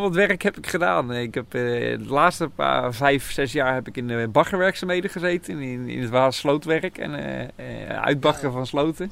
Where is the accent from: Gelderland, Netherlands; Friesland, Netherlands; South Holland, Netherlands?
South Holland, Netherlands; Nieuwkoop; ik kom uit Nieuwkoop.